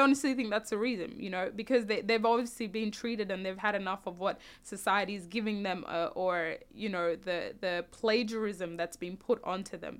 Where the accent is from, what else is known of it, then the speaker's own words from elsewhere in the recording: South Sudan; now in Australia; when I do go back home to South Sudan, I'm always gonna be a South Sudanese